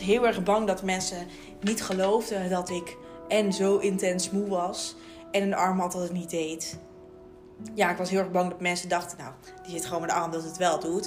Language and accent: Dutch; Raalte, Overijssel, Netherlands; moved away as an adult; now in Leiden, Netherlands; ik kom, ja, hier in Leiden, ik kom uit Raalte. Nou, dat is echt wel een boerendorp.